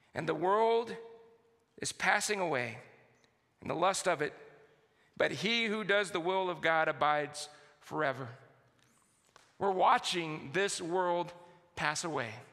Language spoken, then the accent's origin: English; San Antonio, Texas, United States; I grew up in San Antonio, Texas